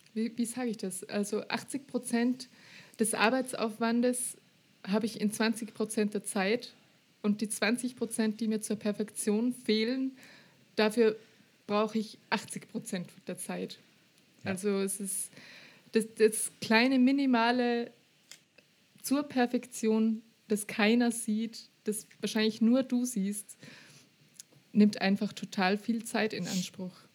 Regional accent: Austria; accent: Austrian; Ich, ich rede halt österreichisch

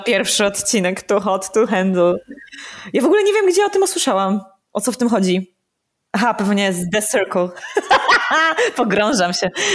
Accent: Opole, Opole Voivodeship, Poland; moved away as an adult; also born or lived in Kraków; wróciłam w moje rodzinne strony jako córa marnotrawna. I mieszkam teraz w Opolu

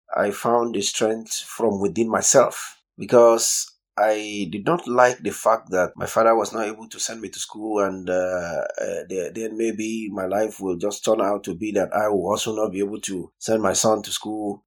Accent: southern Nigeria, Nigeria; I'm from Nigeria

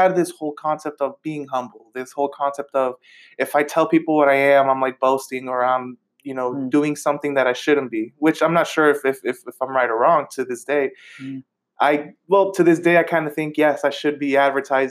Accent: Bay Point, California, United States; I grew up in Bay Point.

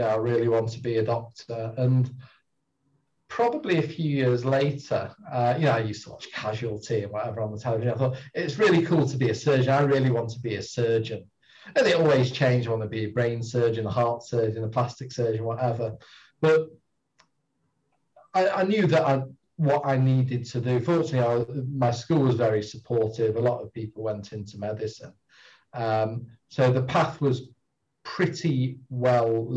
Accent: Bury, North West England, United Kingdom; moved away as an adult; also born or lived in Cambridge; originally I'm a Bury boy, sort of born and grew up and spent most of my early life around North Manchester in Bury

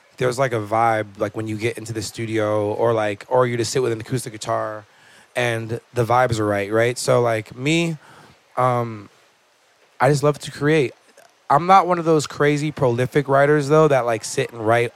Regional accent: Malibu, California, United States; I grew up in Malibu, California, beach town, really chill

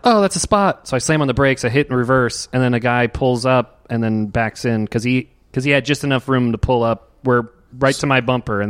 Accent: Virginia, United States; moved away as an adult; also born or lived in New York; I grew up in Virginia and I moved to New York to do comedy

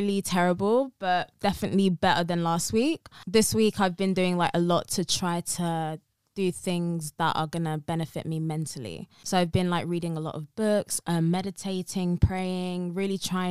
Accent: London, United Kingdom; I'm from South London.

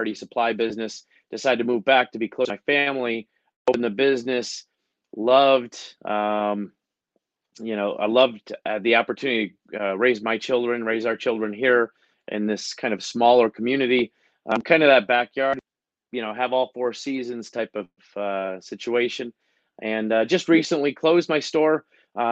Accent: Horseheads, New York, United States; moved away as an adult; also born or lived in Germany / Augusta, Georgia / Atlanta, Georgia; I grew up here in Horsehead High School

